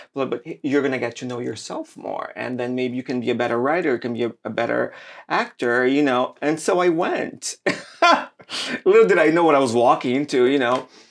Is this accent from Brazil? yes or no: yes; Brazil; moved away; I grew up in Brazil